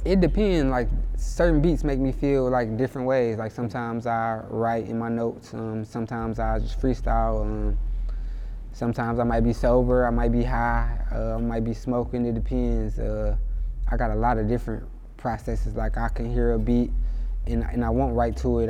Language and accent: English; Inkster, Michigan, United States; also born or lived in Detroit, Michigan; I kind of grew up in like Detroit and Inkster for the most part